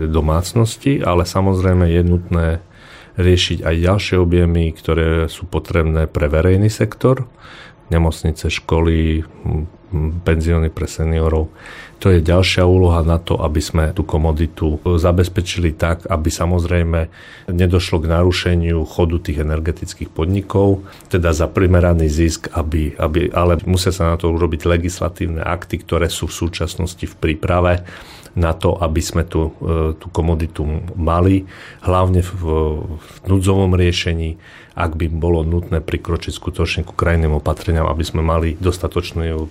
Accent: Košice, Košice Region, Slovakia; ja som sa narodil v Košiciach

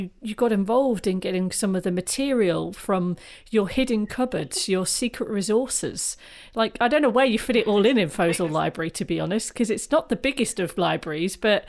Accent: India; now in Coventry, United Kingdom; I'm from an Indian village where we used to use natural clay to make beads and thread them on wool. I grew up in nature.

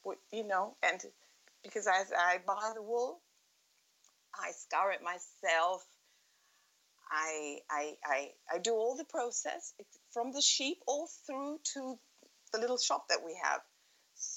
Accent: Montevideo, Uruguay; also born or lived in Sussex, United Kingdom; I grew up in Montevideo, and I went to the British school

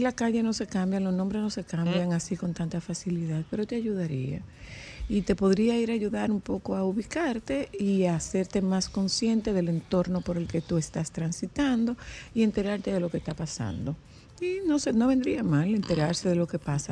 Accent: Dominican Republic; tenemos los dominicanos

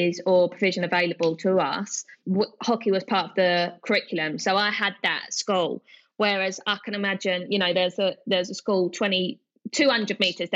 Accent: Hornchurch, London, United Kingdom; I grew up in Hornchurch, Essex, which is the London borough of Havering, so the east side of London. You can probably tell by my strong accent.

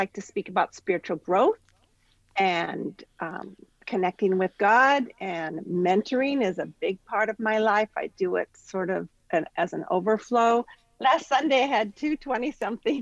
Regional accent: Central Coast of California, United States; I'm from the Central Coast of California

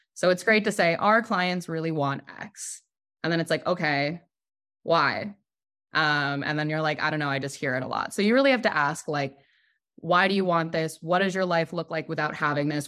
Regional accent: New York, United States; also born or lived in Brooklyn; I'm from New York. I live in New York.

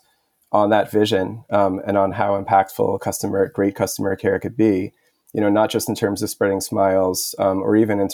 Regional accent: New York City, New York, United States; also born or lived in Montreal, Canada; I grew up in Queens, New York

